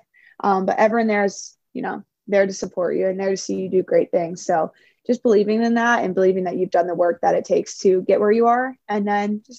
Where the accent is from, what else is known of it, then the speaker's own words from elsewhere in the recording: Maryland, United States; moved away as an adult; now in California, United States; we were in my home state, so many of my friends were there. Like it was in my backyard, essentially Maryland